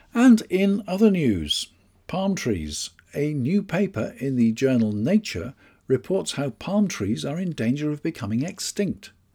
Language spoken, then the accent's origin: English; United Kingdom; I'm British.